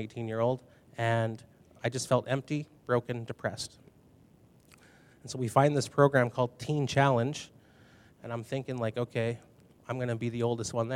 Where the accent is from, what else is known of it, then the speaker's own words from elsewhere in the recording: Binscarth, Manitoba, Canada; moved away as an adult; now in Brandon, Canada; I grew up in Binscarth, Manitoba